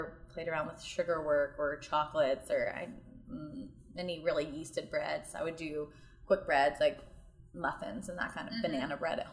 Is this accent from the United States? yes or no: yes; northeast Georgia, United States; moved away as an adult; also born or lived in Charlotte, North Carolina / Nashville / India; now in Chattanooga, United States; my hometown, which is northeast Georgia.